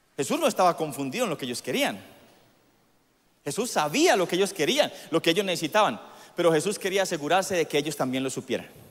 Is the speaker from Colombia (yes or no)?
yes; Colombia